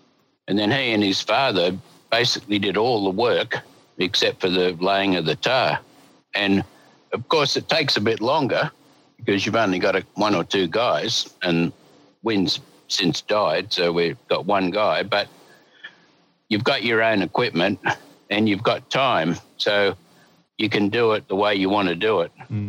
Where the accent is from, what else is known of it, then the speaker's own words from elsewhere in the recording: Sydney, New South Wales, Australia; born there; I was born in Sydney, so you got to be miles out of Sydney before you can get far enough out of Sydney to get real estate